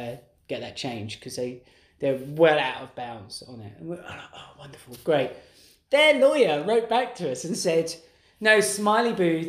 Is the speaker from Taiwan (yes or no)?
no; London, United Kingdom; accent: East London; It's probably my accent.